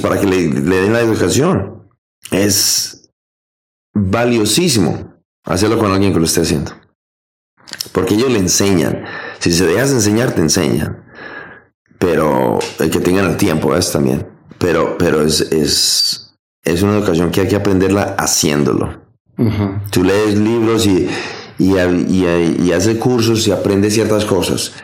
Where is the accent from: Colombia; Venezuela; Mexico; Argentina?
Colombia; moved away as an adult; now in United States; yo me fui de Colombia